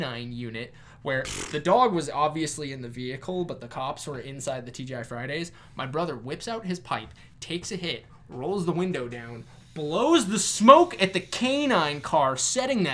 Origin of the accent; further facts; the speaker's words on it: Arizona, United States; also born or lived in Riverside, California; I was raised by my dad out here in Arizona by my teen years